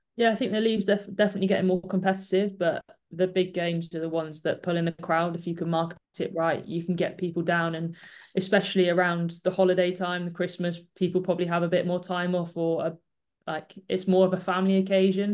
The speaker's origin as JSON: {"language": "English", "town": "Bristol", "region": "South West England", "country": "United Kingdom", "said": "I'm from Bristol, so I get to see my family quite a lot"}